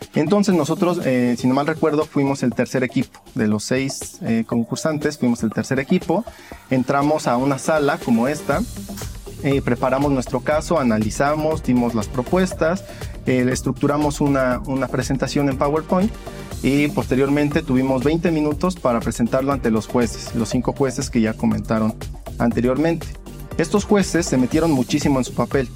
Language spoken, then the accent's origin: Spanish; Mexico; como mexicanos